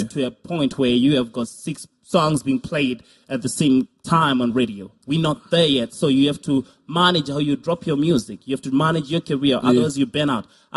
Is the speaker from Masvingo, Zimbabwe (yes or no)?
yes; Masvingo, Zimbabwe; I'm from Masingo